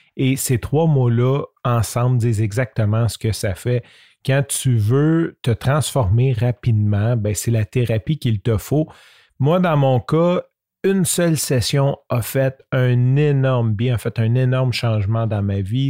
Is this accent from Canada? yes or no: yes; Canada; accent: French Canadian; first language French; mon accent French Canadian accent